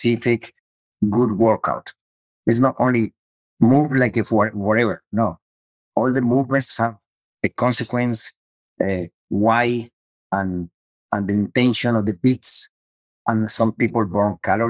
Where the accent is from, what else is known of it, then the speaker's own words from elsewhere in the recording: Cali, Valle del Cauca, Colombia; English is a second language; moved away as an adult; also born or lived in Miami; now in United States; I'm from Colombia and Latino